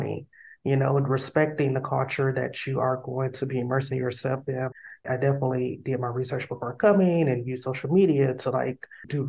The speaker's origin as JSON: {"language": "English", "country": "United States", "also_born_or_lived": "South Korea", "moved": "as an adult", "lives_now": "Oman", "said": "they hear my accent. I say, oh, America, USA"}